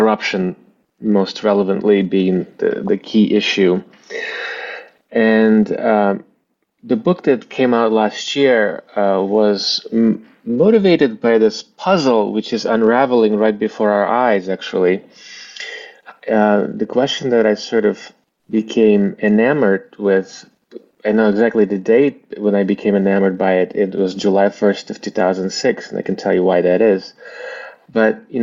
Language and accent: English; Bishkek, Kyrgyzstan; first language Russian; English is a second language; moved away; also born or lived in Eastern Ukraine; my family were citizens of Kyrgyzstan, and that's where I grew up, in Bishkek, Kyrgyzstan. You know, grew up speaking Russian